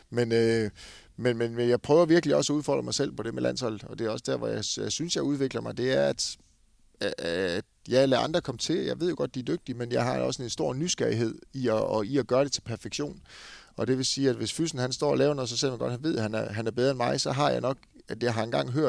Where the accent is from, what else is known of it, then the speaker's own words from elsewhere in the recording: Esbjerg, Southern Denmark, Denmark; Altså, jeg kommer fra Esbjerg hvor jeg egentlig selv er med til rigtig mange ting.